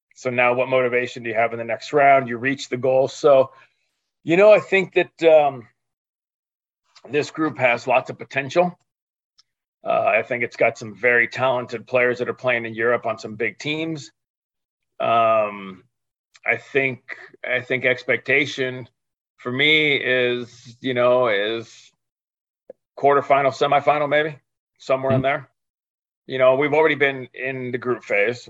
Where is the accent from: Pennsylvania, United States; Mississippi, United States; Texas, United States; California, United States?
California, United States; also born or lived in Chicago / Argentina; when I was five or six, we came back to California and my dad played semi-pro there. He worked, he got a job and worked semi-pro, and uh, so yeah, I'm a California boy basically